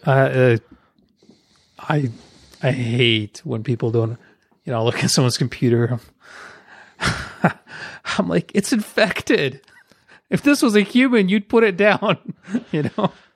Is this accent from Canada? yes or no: no; United States; we, as Americans